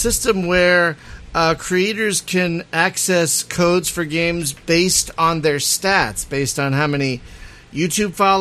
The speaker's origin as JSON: {"language": "English", "town": "Philadelphia", "region": "Pennsylvania", "country": "United States", "also_born_or_lived": "Springfield, Pennsylvania", "said": "I'm from Philly."}